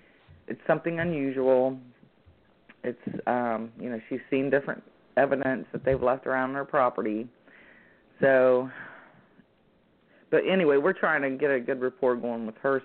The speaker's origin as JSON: {"language": "English", "region": "Ohio", "country": "United States", "said": "I came from Ohio, which is also a very active area."}